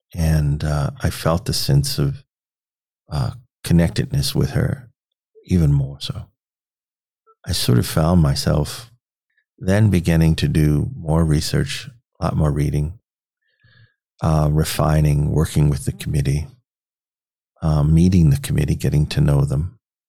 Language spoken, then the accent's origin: English; Petersburg, Virginia, United States; born there; now in Nebraska, United States; I was born in Petersburg, Virginia. And so we're both sort of made that journey out west to Nebraska.